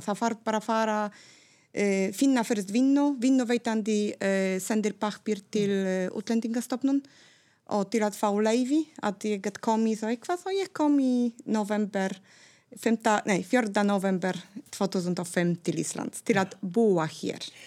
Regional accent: Gdańsk, Pomeranian Voivodeship, Poland; first language Polish; Icelandic is a second language; moved away as an adult; now in Iceland; ég er frá Gdańsk, Norðurpólands

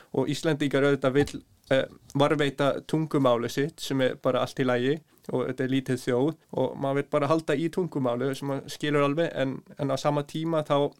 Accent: Norway; Icelandic is a second language; moved away as an adult; also born or lived in Svalbard / Northeast Greenland; now in Iceland; ég er bara halvu dani og halvu íslendingur en alveg upp í Nóri að mestu leiti frá 5-6 ára aldur

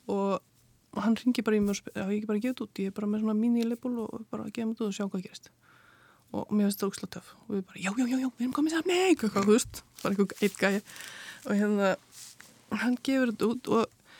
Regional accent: Keflavík, Southern Peninsula, Iceland; also born or lived in London; now in Hafnir, Iceland; ég kem frá Keflæk

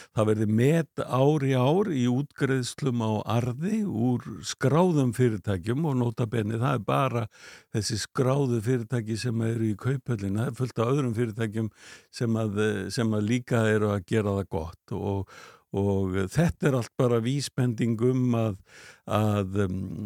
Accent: Iceland; Við erum fyrir Íslandingar

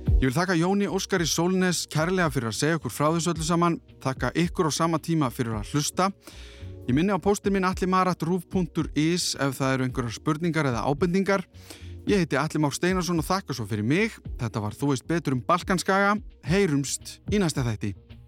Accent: Iceland; þegar ég var allst upp á Íslandi 80-90

